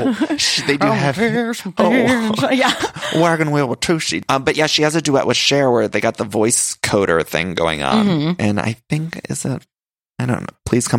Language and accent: English; Cleveland, Ohio, United States; I'm an Ohio gal myself. {S8} Yes. {S7} I'm from the Cleveland area